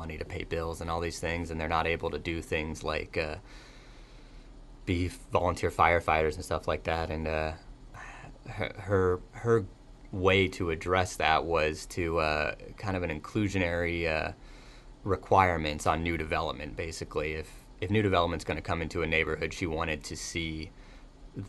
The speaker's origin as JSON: {"language": "English", "region": "California", "country": "United States", "also_born_or_lived": "Boston", "moved": "as an adult", "lives_now": "Pittsburgh, United States", "said": "I'm from California"}